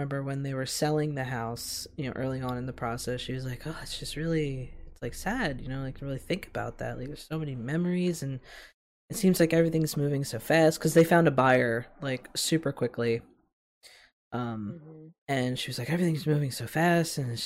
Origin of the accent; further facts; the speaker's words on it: Philadelphia, Pennsylvania, United States; I'll always feel a certain dedication to the city of Philadelphia, you know, to call myself I'm from Philly